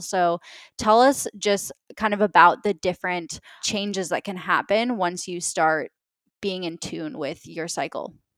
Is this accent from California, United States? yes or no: no; Minnesota, United States; I grew up in Minnesota